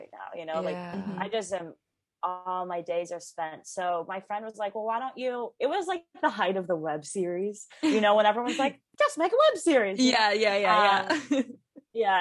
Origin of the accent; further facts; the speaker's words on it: Chicago, Illinois, United States; moved away as an adult; also born or lived in Los Angeles / London; now in New York, United States; I grew up in Chicago